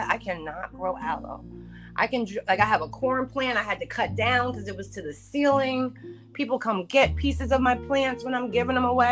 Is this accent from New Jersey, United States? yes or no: yes; New Jersey, United States; I'm from Jersey